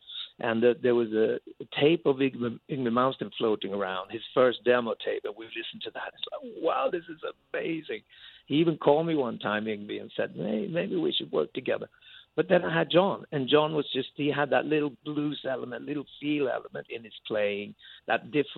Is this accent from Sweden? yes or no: yes; Sweden; English is a second language; now in London, United Kingdom; I've been in London since a long, long, long time. I lived abroad longer than I lived in Sweden, but I have my family there.